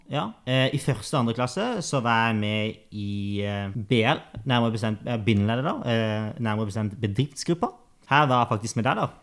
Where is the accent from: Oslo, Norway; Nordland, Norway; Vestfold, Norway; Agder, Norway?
Agder, Norway; Kristiansand; moved away; Født og oppvokst på Hellemyr og Grim i Kristiansand